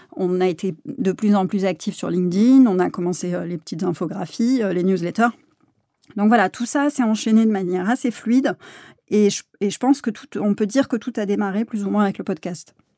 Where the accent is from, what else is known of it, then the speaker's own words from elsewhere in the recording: south of France, France; moved away as an adult; also born or lived in Aix-en-Provence; now in Paris, France; moi je suis originaire donc du sud de la France. J'ai fait toutes mes études à, Aix-en-Provence